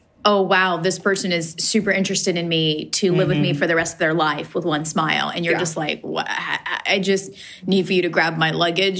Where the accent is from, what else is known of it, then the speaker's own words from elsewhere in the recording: Afghanistan; Like, I'm from Afghanistan and I couldn't travel in Afghanistan by myself.